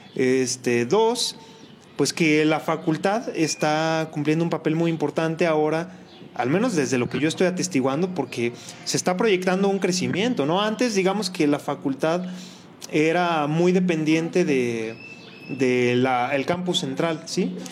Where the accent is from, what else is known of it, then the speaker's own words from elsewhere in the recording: Colima, Mexico; yo soy de Colima